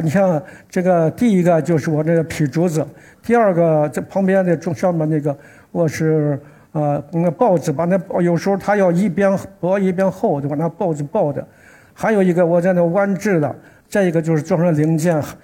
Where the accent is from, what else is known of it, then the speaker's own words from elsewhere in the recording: Xi'an, Shaanxi, China; 我是来自西安的